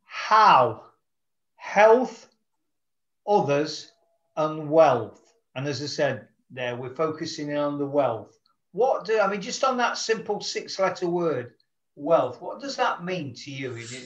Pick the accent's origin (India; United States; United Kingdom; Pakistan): United Kingdom; Nottingham, East Midlands; my hometown in Nottingham, England.